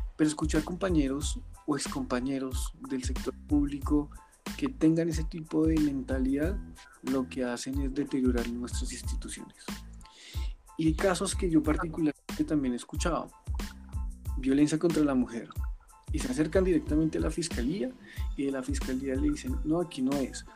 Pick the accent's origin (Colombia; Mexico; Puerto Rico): Colombia; nos da como sociedad colombiana